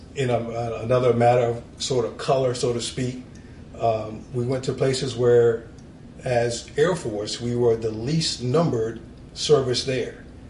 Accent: Norfolk, Virginia, United States; moved away as an adult; I grew up in Norfolk, Virginia, Navy town

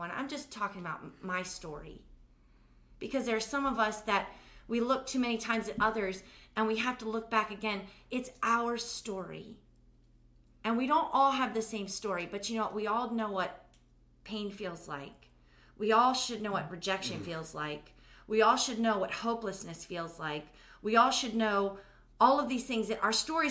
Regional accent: United States; I'll just put it on myself as an American

